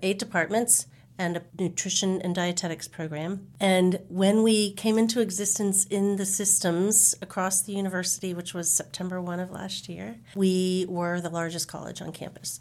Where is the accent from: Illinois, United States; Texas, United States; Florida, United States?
Florida, United States; Jacksonville; now in San Antonio, United States; I was born and raised in Jacksonville, Florida, so I like to say I'm an I ten girl from way back